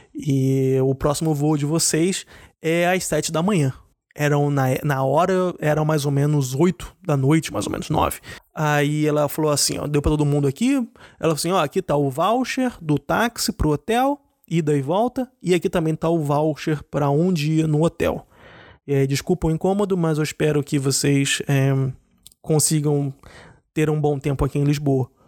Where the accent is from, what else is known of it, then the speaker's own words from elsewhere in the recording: Rio de Janeiro, Brazil; now in Germany; eu sou brasileiro, eu sou do Rio, mas eu moro na Alemanha